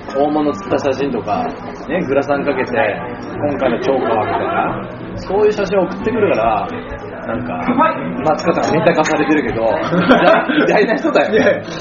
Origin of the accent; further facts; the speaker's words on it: Miyagi, Japan; 私の出身の宮城県